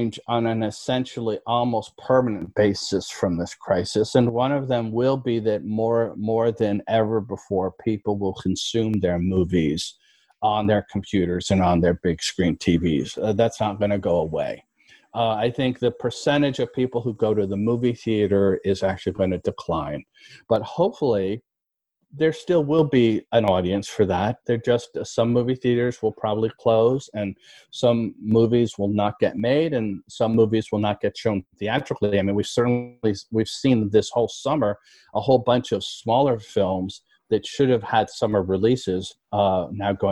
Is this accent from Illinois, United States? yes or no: no; New York City, New York, United States; My wife and I, we're from New York. We're native New Yorkers, both of us